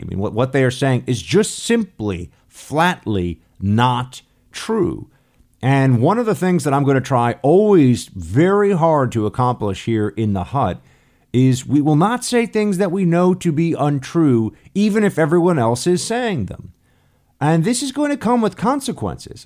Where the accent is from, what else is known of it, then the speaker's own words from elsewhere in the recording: United States; born and raised in America